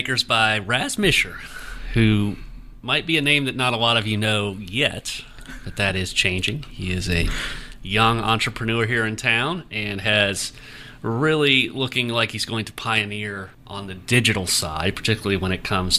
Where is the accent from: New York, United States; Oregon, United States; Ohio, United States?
Ohio, United States; I grew up in Ohio, not far from Ohio State University.